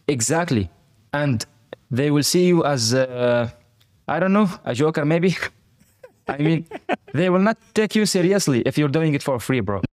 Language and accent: English; Fujairah, United Arab Emirates; also born or lived in Palestine / Turkey; now in Dubai, United Arab Emirates; I was born in Fujairah